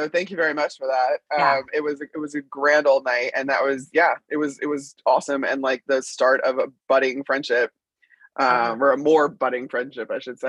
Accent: Chicago, Illinois, United States; I grew up in Chicago.

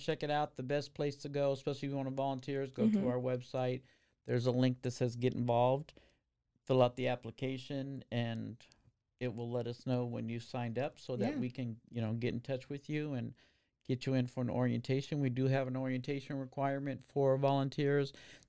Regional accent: Arizona, United States; now in Waco, United States; I've noticed that, again, I came from Arizona. We have normal street lights that are up and down.

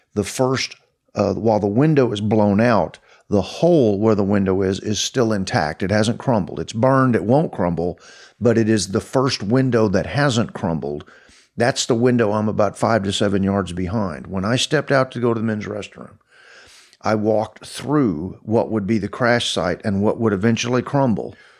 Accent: Fort Worth, Texas, United States; as a kid growing up in Fort Worth

